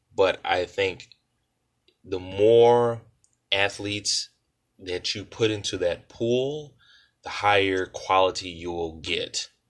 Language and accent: English; New Orleans, Louisiana, United States; I was born and raised in New Orleans, Louisiana